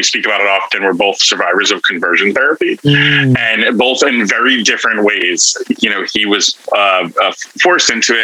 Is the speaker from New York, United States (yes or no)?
yes; New York City, New York, United States; I had a very happy Christian household childhood, Italian American Brooklyn Christian Italian household.